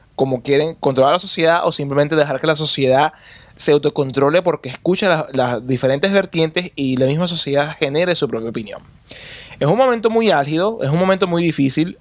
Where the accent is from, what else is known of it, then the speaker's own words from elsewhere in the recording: Venezuela; mi país